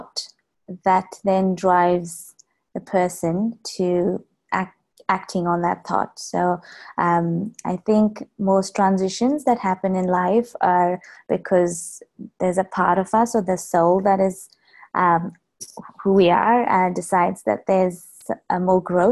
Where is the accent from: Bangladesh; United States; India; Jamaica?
India; Bangalore, Karnataka; moved away as an adult; also born or lived in New Zealand; now in Melbourne, Australia; So I am from India, from Bangalore, which is south of India, and that's where I was born. And I lived there till I was about 22 years.